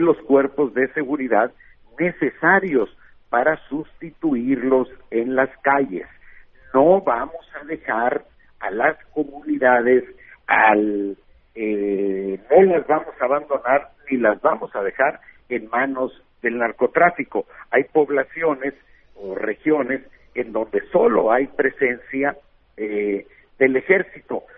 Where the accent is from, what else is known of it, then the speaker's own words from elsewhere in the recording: Bavispe, Sonora, Mexico; soy de Bavispe, eh, un pueblo de la sierra, de la Sierra Alta de Sonora, mil habitantes más o menos